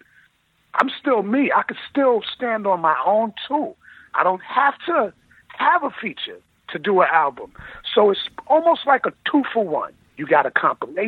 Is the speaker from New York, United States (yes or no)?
yes; New York City, New York, United States; we're from Queens